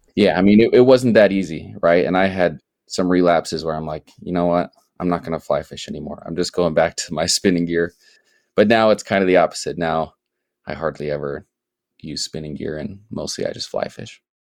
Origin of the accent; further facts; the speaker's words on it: Sioux Falls, South Dakota, United States; moved away; I grew up in South Dakota, and I grew up in Sioux Falls